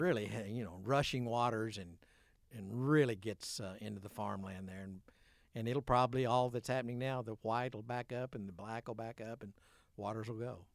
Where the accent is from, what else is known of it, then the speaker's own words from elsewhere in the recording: Imboden, Arkansas, United States; I'm from Imboden